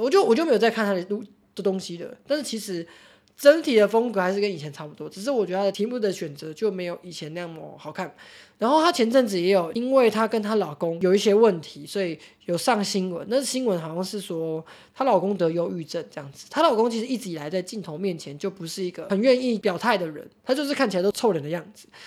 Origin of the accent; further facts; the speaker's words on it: Taichung, Taiwan; 我们台中人，可是人手配枪欸